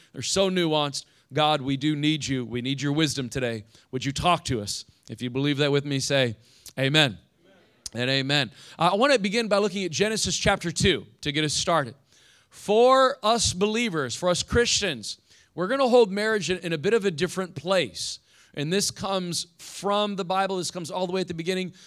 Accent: Indiana, United States; now in Fort Lauderdale, United States; I grew up in Indiana.

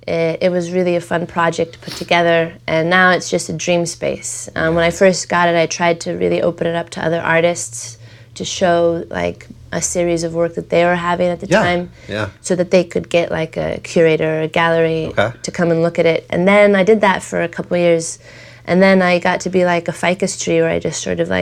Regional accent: Los Angeles, California, United States; I was born on a kitchen table on Hoover Street.

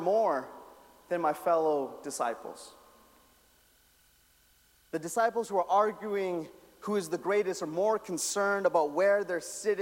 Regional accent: Calgary, Alberta, Canada; I'm from Calgary

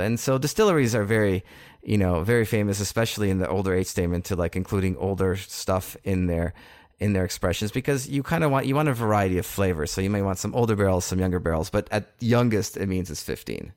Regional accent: Canada; being Canadian here

